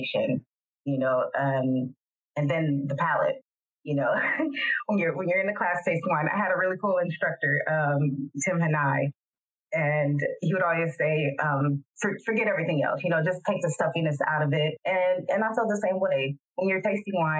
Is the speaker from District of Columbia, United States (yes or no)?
no; San Francisco, California, United States; now in Modesto, United States; I'm from San Francisco, but I've lived in Modesto, California for over 20 years